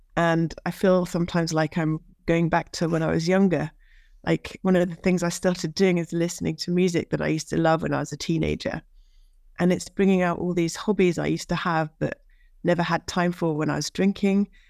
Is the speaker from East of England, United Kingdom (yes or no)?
yes; Norwich, East of England, United Kingdom; now in France; I'm from Norwich, U K, and I now live in France